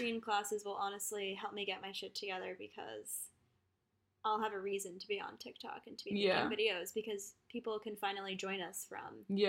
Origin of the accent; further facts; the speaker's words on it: Rhode Island, United States; moved away as an adult; I never thought I would move back home because I'm from Rhode Island.